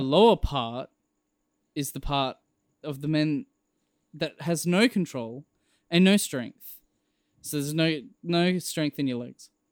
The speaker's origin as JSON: {"language": "English", "country": "Australia", "said": "I'm Australian"}